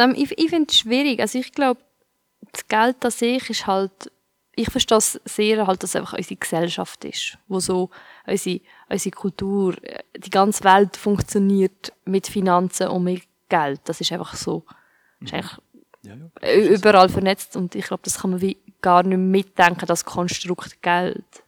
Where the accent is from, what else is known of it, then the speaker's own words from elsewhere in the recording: Switzerland; ich bin in der Schweiz aufgewachsen